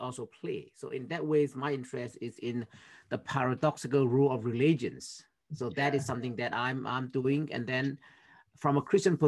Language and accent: English; Myanmar; moved away as an adult; now in United States; I'm from Myanmar originally, which is in Southeast Asia.